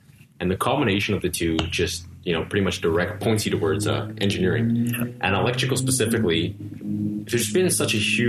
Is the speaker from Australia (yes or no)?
no; Elliot Lake, Ontario, Canada; now in Ottawa, Canada; I'm from Northern Ontario. Elliot Lake, specifically.